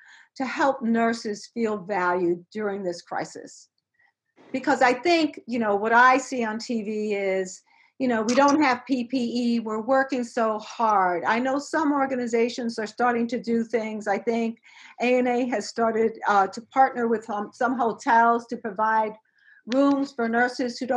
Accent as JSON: {"language": "English", "town": "New York City", "region": "New York", "country": "United States", "tie": "born or raised there", "said": "growing up in New York City in the South Bronx"}